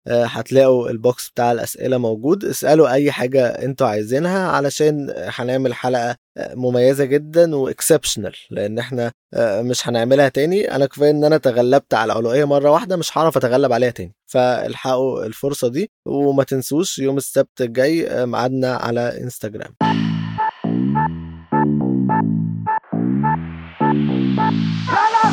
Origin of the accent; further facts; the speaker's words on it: Alexandria, Alexandria Governorate, Egypt; إحنا اسكندرانية